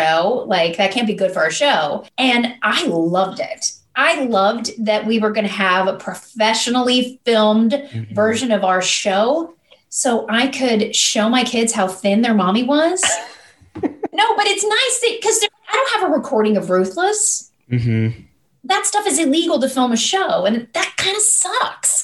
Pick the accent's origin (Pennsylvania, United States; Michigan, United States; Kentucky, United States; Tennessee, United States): Kentucky, United States; I grew up in Kentucky